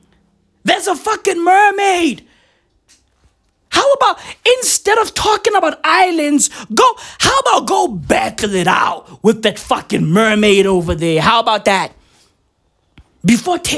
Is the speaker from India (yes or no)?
no; South Africa; I'm from South Africa